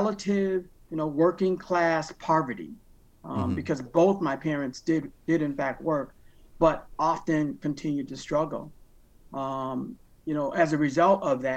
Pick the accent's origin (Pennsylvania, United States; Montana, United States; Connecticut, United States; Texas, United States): Connecticut, United States; Waterbury; I grew up in Waterbury, Connecticut. I was born and raised in Waterbury, Connecticut